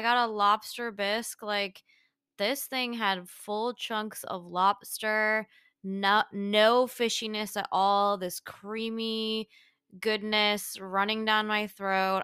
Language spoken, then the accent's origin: English; Michigan, United States; moved away; growing up in Michigan